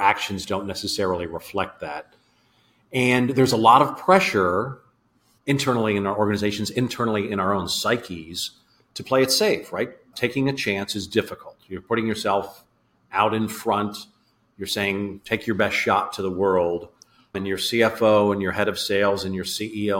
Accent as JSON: {"language": "English", "town": "Philadelphia", "region": "Pennsylvania", "country": "United States", "tie": "born or raised there", "said": "So I'm in Philadelphia. I grew up around Philadelphia"}